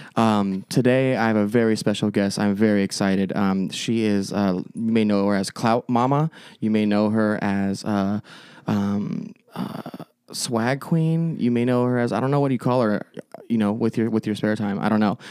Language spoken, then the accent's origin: English; Avondale, Arizona, United States; also born or lived in Phoenix; I grew up majorly, like, Avondale, Goodyear area